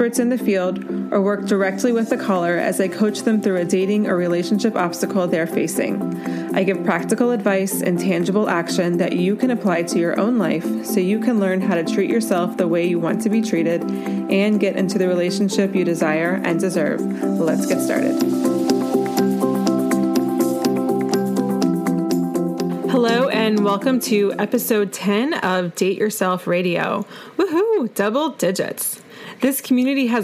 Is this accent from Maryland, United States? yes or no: no; Asheville, North Carolina, United States; my hometown of Asheville, North Carolina